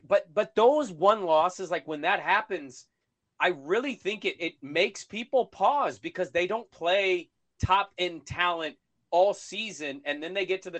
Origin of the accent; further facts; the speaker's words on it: Pacific Northwest, United States; I grew up in the Pacific Northwest. I've been here my whole life.